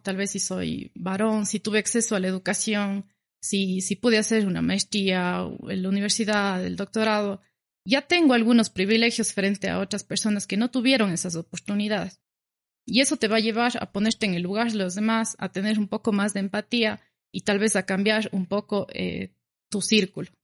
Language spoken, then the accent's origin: Spanish; Cuenca, Azuay, Ecuador; yo soy cuencana, vivo en Cuenca